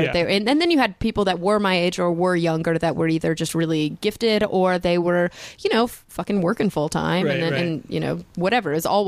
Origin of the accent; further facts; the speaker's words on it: the Bible Belt, United States; growing up in the Bible Belt